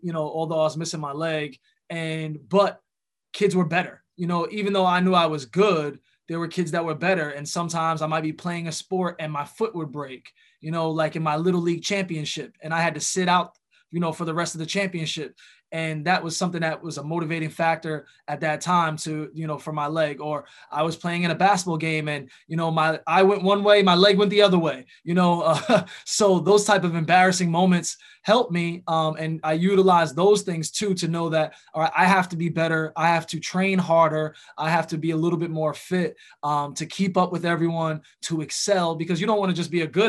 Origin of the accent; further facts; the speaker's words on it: New York, United States; growing up in New York, you know, hip hop was a huge part of the culture